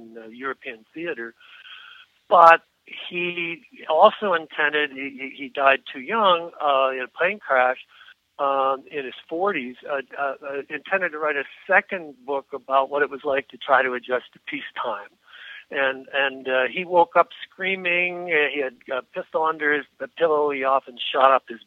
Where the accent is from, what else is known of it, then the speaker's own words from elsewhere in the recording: Canada; moved away as an adult; also born or lived in United States; as a Canadian citizen